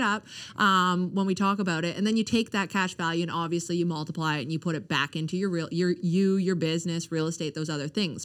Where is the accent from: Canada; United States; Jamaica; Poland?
Canada; also born or lived in Ontario; I was born in Ontario, but raised here pretty much my whole life